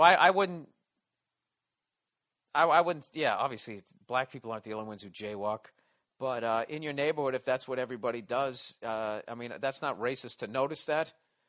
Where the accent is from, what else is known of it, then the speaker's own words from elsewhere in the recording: Southern United States, United States; What are you asking me, because I'm from the South?